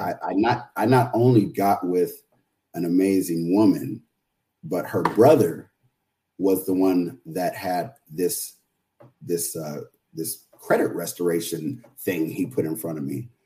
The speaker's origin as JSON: {"language": "English", "town": "San Jose", "region": "California", "country": "United States", "tie": "born or raised there", "also_born_or_lived": "San Francisco, California", "said": "I grew up in San Jose, California. I was born in San Francisco, but I, I grew up in San Jose, California"}